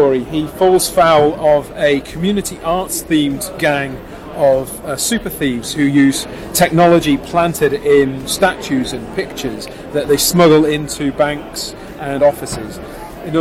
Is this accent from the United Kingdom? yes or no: yes; Telford, West Midlands, United Kingdom; I'm actually from Telford